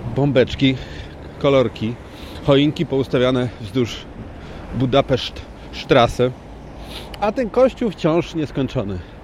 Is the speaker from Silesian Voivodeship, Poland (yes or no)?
no; Poznań, Greater Poland, Poland; now in Ireland; Ja też jestem z Poznania